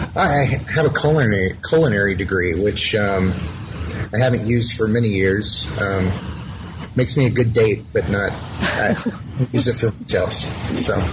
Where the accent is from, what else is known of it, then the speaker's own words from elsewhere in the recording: Alpharetta, Georgia, United States; I grew up in Alpharetta, Georgia, which is a suburb just north of Atlanta